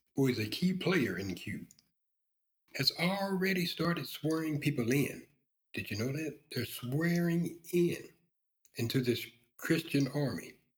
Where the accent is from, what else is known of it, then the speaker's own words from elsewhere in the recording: the South, United States; I was raised in the South.